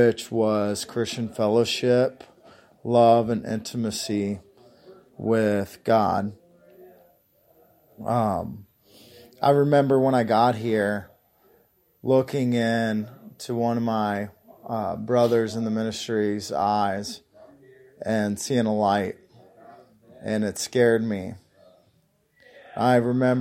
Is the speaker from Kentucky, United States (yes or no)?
yes; Union, Kentucky, United States; I'm from Union, Kentucky